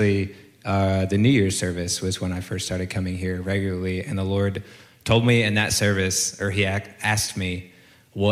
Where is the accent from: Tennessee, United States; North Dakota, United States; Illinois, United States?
Illinois, United States; Chicago; also born or lived in Kansas City / Atlanta; now in Texas, United States; I grew up in Chicago, Illinois